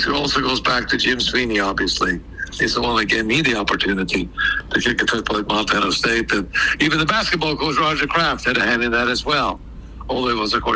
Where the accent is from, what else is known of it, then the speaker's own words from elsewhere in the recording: Norway; moved away as an adult; go back to Norway